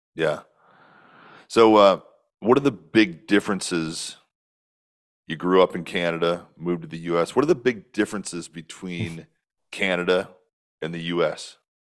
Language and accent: English; Northwest Illinois, United States; I grew up in a really small town in Northwest Illinois, about 1,300 people